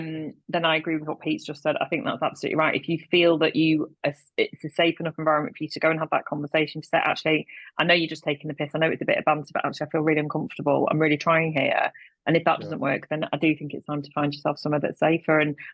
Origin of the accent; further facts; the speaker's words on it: Manchester, North West England, United Kingdom; yeah, well, I'm from Manchester.